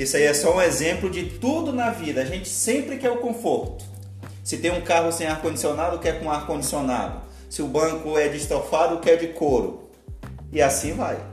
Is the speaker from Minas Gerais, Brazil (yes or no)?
no; Pará, Brazil; moved away as an adult; now in Santa Catarina, Brazil; eu sou natural do Pará, moro aqui em Santa Catarina tem cerca de sete anos.